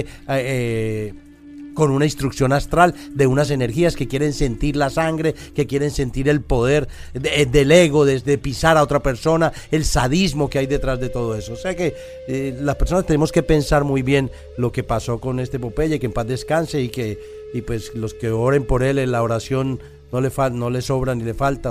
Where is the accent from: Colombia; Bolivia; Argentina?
Colombia; nosotros como colombianos